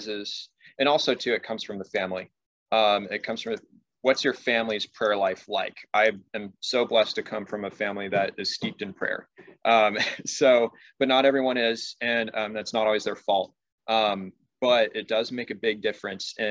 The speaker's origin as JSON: {"language": "English", "region": "Southern California", "country": "United States", "said": "I'm from Southern California. So pretty close to Mexico there"}